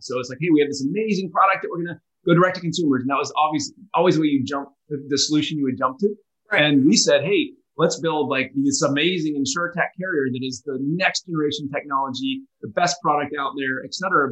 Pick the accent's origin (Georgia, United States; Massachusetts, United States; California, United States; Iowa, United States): Georgia, United States; Atlanta; also born or lived in North Carolina / Boston; now in Charleston, United States; I, actually went to college in uh, in North Carolina and grew up in Atlanta